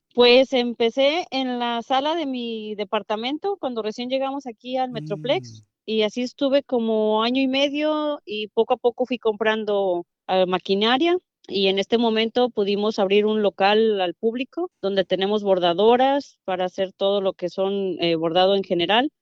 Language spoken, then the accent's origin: Spanish; Tecolotlán, Jalisco, Mexico; moved away as an adult; now in United States; Soy de un pueblo llamado Tecolotlán, Jalisco.